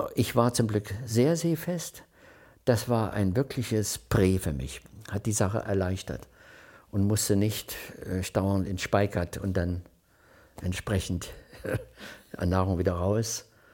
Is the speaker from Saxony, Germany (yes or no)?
yes; Crimmitschau, Saxony, Germany; moved away as an adult; also born or lived in West Germany; ich bin 1940 in Krimitschau geboren